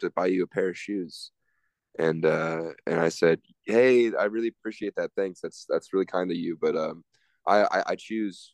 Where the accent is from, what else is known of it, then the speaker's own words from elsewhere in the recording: outside of Seattle, Washington, United States; now in Logan, Utah, United States; I grew up outside of Seattle, and it's just very different over there.